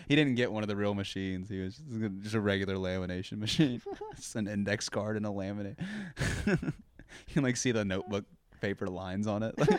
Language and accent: English; Texas, United States; moved away as an adult; now in Austin, United States; my hometown is about an hour fifteen from here, and it's about an oh. hour and a half from Houston